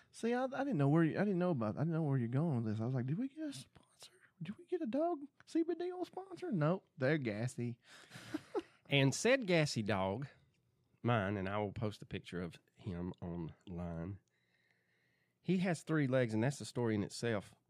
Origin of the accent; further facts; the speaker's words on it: Georgia, United States; Growing up in the South, we don't keep track of that. We just in Georgia, you just hold your breath and the weather changes.